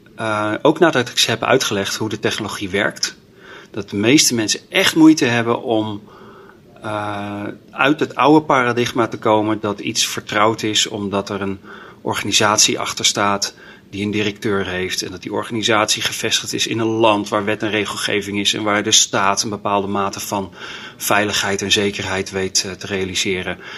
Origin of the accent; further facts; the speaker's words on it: Delft, South Holland, Netherlands; moved away as an adult; now in Groningen, Netherlands; opgegroeid in Delft